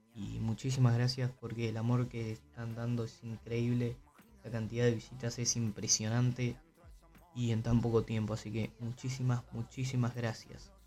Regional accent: Uruguay

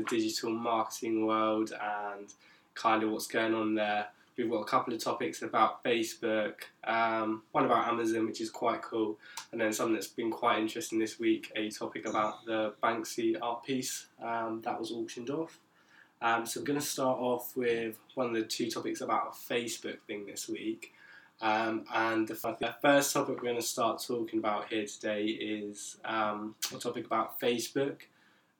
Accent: Isle of Wight, South East England, United Kingdom; moved away as an adult; now in Brighton, United Kingdom; I'm also from the sunny Isle of Wight. I'm also a student down here in Brighton

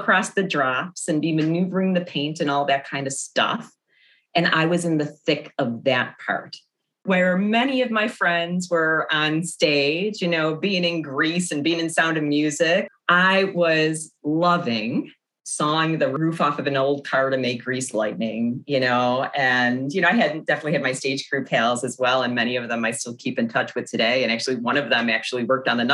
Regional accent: Blasdell, New York, United States; moved away as an adult; also born or lived in Chicago; I grew up around the McKinley Mall area. I was in sixth grade when the McKinley Mall opened

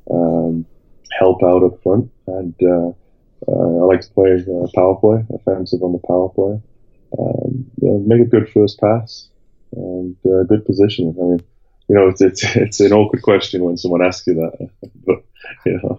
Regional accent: Sheffield, Yorkshire and the Humber, United Kingdom; Yeah, yeah, I live in Sheffield. Uh, my wife's from Sheffield. I grew up in Sheffield.

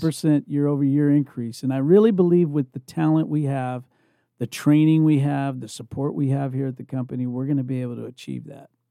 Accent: Indiana, United States; moved away as an adult; also born or lived in California; I'm originally from Indiana, but when I left to go to California

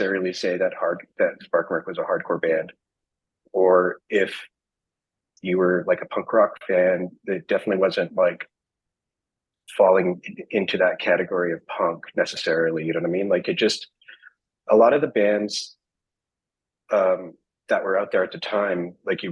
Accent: Canada; we're from Canada

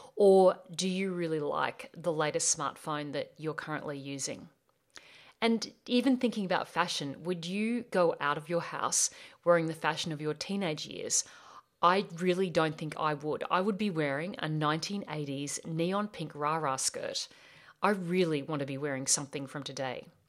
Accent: Australia; accent: Australian; I'm from Australia. Yes, that's my accent. And I grew up on a property in the beautiful Australian bush

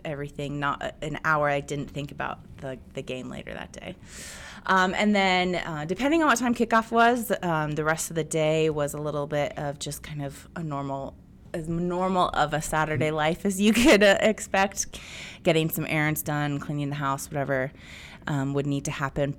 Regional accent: Bay Area, California, United States; I'm a product of the eighties and I grew up in the Bay Area

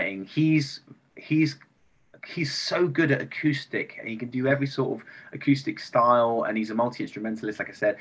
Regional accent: Bristol, South West England, United Kingdom; also born or lived in London; now in Liverpool, United Kingdom; I'm from Bristol, and then I lived in London

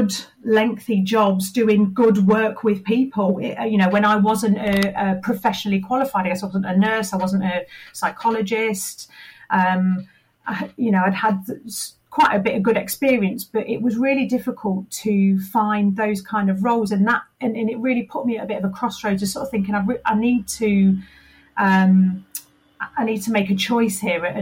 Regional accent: Leicester, East Midlands, United Kingdom; moved away as an adult; I moved back to my hometown of Leicester

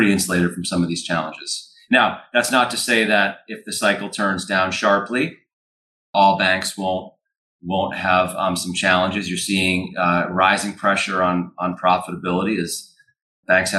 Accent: Hingham, Massachusetts, United States; also born or lived in Winchester, Massachusetts; born and raised in the Boston area. I grew up in Hingham, Mass. On the South Shore

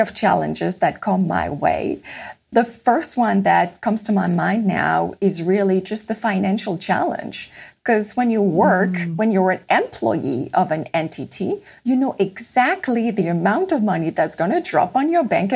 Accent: Paris, Île-de-France, France; moved away as an adult; also born or lived in Copenhagen, Denmark; I am French, and I was born in Paris

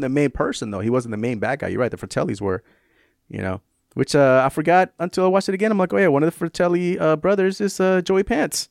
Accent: San Francisco, California, United States; also born or lived in tropical Pacific area further south; I grew up in San Francisco

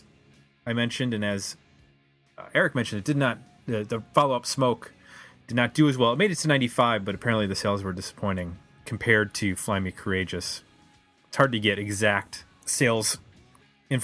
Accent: Buffalo, New York, United States; moved away; also born or lived in Cleveland; I was from Buffalo

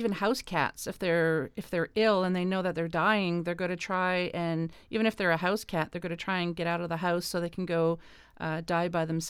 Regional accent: East Coast, Canada; now in Ontario, Canada; But I'm originally from the East Coast, now living in Ontario

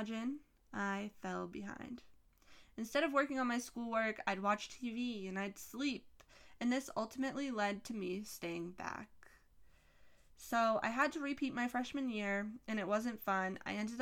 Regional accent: Massachusetts, United States; I'm from Massachusetts. I live in Massachusetts

